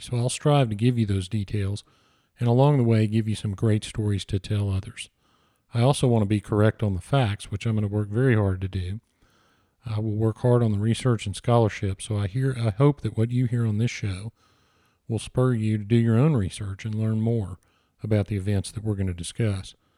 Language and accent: English; Houston, Texas, United States; I was born and raised in Houston